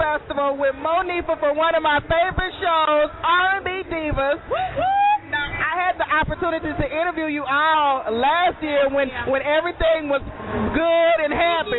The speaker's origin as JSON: {"language": "English", "region": "Louisiana", "country": "United States", "moved": "yes", "said": "I'm from Louisiana, too, originally"}